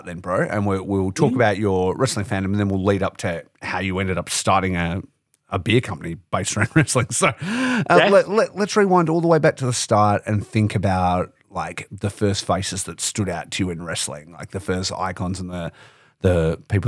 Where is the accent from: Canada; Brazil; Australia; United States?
Australia; Geraldton, Western Australia; I grew up in Geraldton, so I didn't have Channel 10 and Superstars